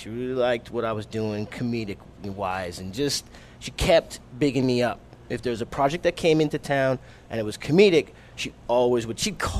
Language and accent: English; Montreal, Quebec, Canada; born there; I'm Canadian because I was born